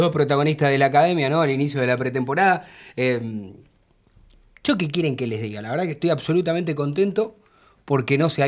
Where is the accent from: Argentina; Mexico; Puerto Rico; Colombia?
Argentina; Buenos Aires; Yo soy de Villa Soldati